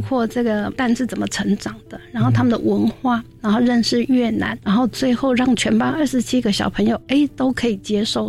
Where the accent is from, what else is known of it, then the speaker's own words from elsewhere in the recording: Taiwan; 除了身在台湾以外